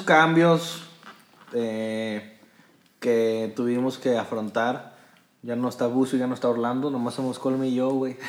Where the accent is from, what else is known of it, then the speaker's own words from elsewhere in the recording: Guadalajara, Jalisco, Mexico; somos pues los tapatíos